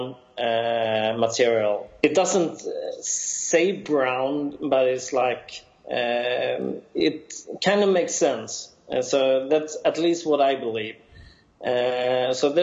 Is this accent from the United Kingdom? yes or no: no; Sweden; accent: Swedish; my Swedish accent